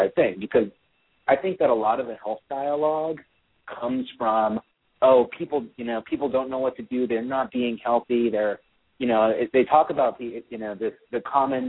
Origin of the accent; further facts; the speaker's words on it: the Bay Area, California, United States; also born or lived in Florida / Europe; I grew up in the Bay Area, but I moved to the city in the early 90s